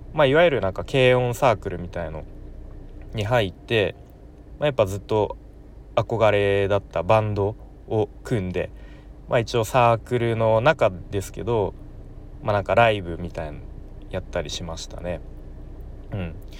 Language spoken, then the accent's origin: Japanese; Nerima, Tokyo, Japan; moved away as an adult; now in Aichi, Japan; 東京の練馬区というところ出身です